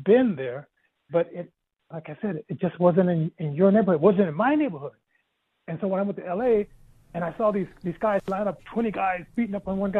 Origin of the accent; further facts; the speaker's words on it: Denver, Colorado, United States; moved away; also born or lived in Compton, California; I grew up in Denver. When I went to California, lived in Compton, California